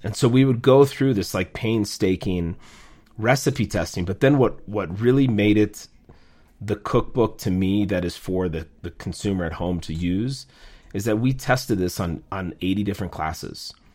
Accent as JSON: {"language": "English", "region": "Minnesota", "country": "United States", "tie": "born or raised there", "also_born_or_lived": "New York City", "moved": "as an adult", "lives_now": "Minneapolis, United States", "said": "I grew up in Minnesota. My family moved there when I was seven years"}